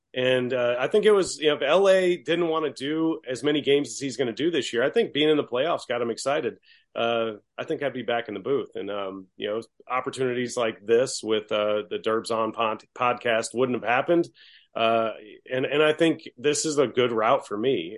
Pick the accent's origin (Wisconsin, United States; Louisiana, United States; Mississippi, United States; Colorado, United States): Louisiana, United States; Baton Rouge; I'm from Baton Rouge.